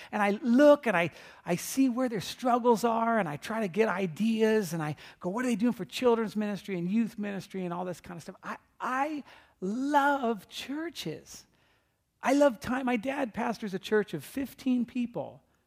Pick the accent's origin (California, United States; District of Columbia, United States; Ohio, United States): California, United States; I'm from California